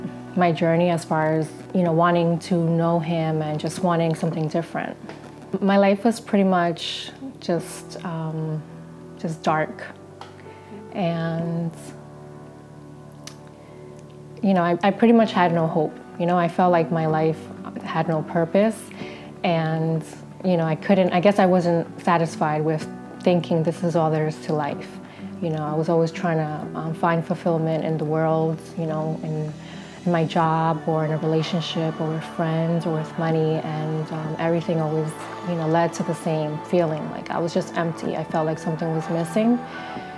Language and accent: English; Passaic, New Jersey, United States; now in Bloomfield, United States; I was born and raised in Passaic, New Jersey, but I currently live and work in Bloomfield.